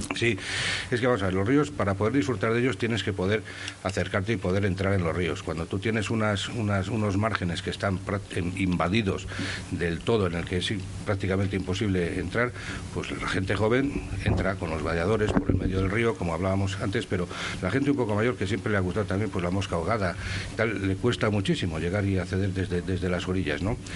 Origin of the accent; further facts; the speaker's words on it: Saldaña, Castile and León, Spain; yo soy de Saldaña